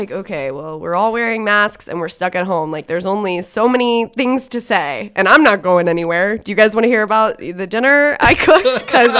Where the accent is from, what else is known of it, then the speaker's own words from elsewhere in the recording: Cincinnati, Ohio, United States; now in Muncie, United States; and I'm just from Cincinnati, so it's not like it's New York or anything like that, but it was a bigger city.